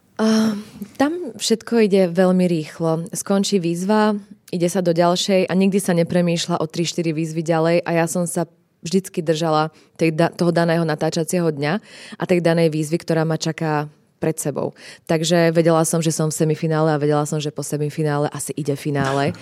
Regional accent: Slovakia; som Slovenka, rozprávam po slovensky

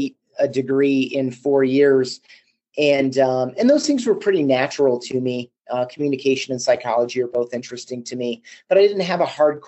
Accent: Grand Rapids, Michigan, United States; also born or lived in Chicago; now in Colorado Springs, United States; I grew up in Grand Rapids, Michigan, and have also lived in Chicago

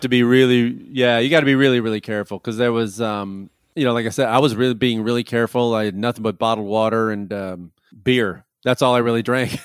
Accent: Chicago, Illinois, United States; moved away; also born or lived in Los Angeles; I'm originally from Chicago and, uh, I lived in L A for a long time.

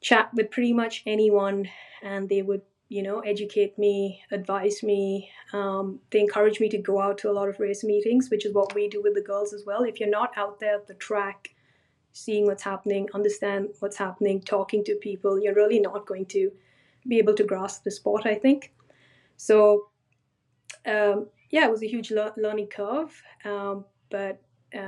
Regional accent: India; now in Australia; when I grew up in India

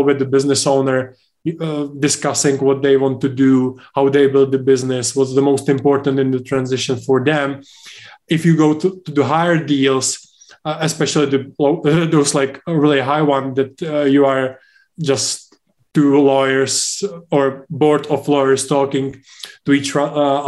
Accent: Czechia; UK is, for example, much different than Czech Republic, where I'm from. But if I compare my home country with the US

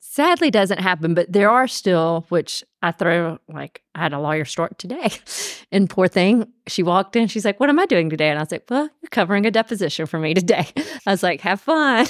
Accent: Columbus, Georgia, United States; moved away as an adult; also born or lived in Birmingham, Alabama; now in Atlanta, United States; I'm from Columbus, Georgia, born and raised.

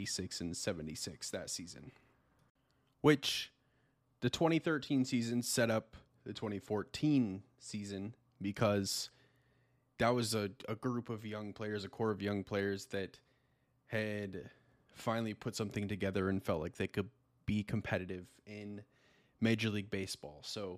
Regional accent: Kansas City, United States; as everybody knows, I'm from Kansas City. I am a Kansas City Royals fan

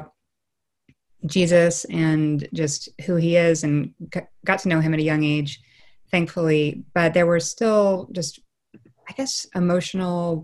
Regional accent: New York City, New York, United States; also born or lived in Dallas, Texas; we moved from Dallas to New York City when I was 5 years old.

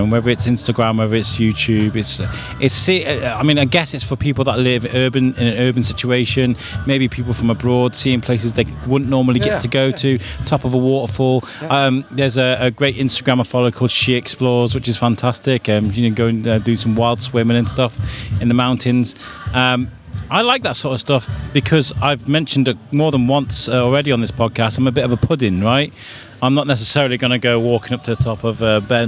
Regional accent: Wrexham, Wales, United Kingdom; I grew up in Wrexham

